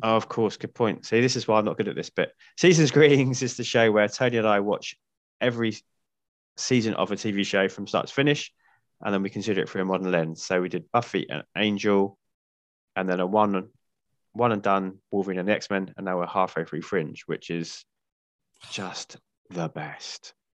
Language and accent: English; United Kingdom; being British